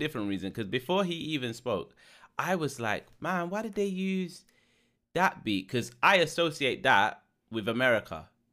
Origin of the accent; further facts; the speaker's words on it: London, United Kingdom; born and bred in London